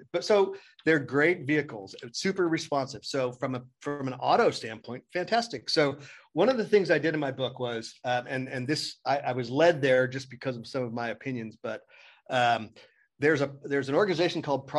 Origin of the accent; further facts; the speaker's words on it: Oakland, California, United States; I'm from Oakland and from downtown Oakland, not a good part of town.